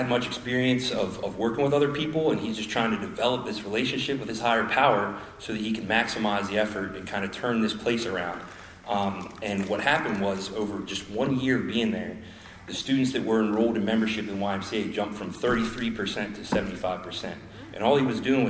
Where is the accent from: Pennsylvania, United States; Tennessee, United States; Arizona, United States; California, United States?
Pennsylvania, United States; Lewistown; moved away as an adult; I was born in Lewiston, Pennsylvania.